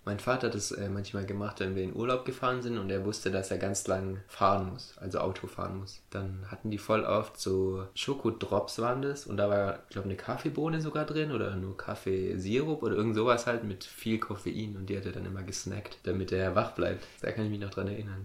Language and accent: German; a village on the Ammertal railway line, Baden-Württemberg, Germany; ich bin ja auf dem Dorf groß geworden